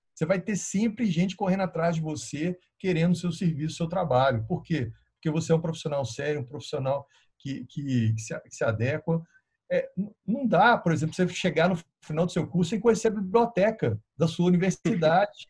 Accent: Minas Gerais, Brazil; a gente é mineiro

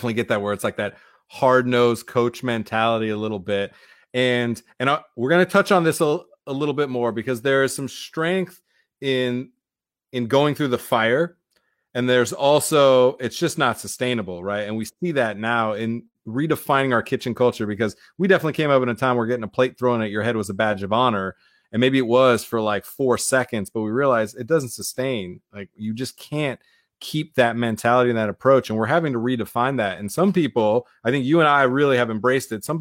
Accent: Iowa, United States; we came from Iowa

